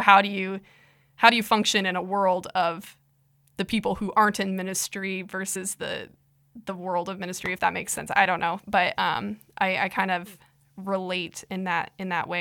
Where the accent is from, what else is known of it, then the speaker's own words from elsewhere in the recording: Iowa, United States; I'm from Iowa